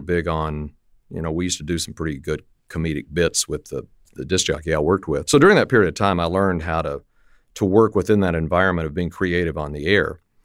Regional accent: Lubbock, Texas, United States; I grew up in West Texas, Lubbock, Texas, and it was kinda up on the high plains

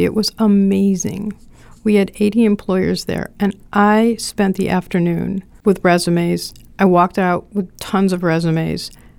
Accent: Rhinelander, Wisconsin, United States; hi, I'm from Rhinelander.

